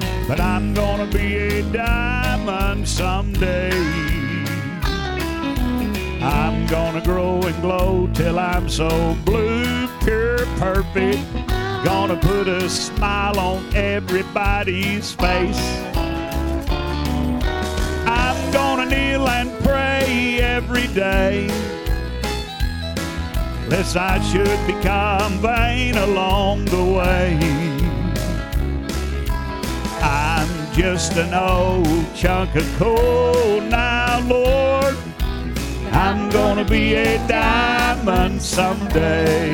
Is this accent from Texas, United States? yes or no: yes; Muleshoe, Texas, United States; we are from Mule Shoe, Texas